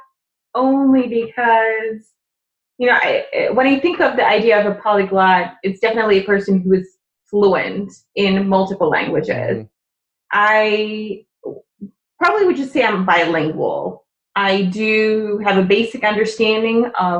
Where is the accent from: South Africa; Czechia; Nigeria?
Czechia; English is a second language; moved away; I'm from the Czech Republic. Okay. So my father's Czech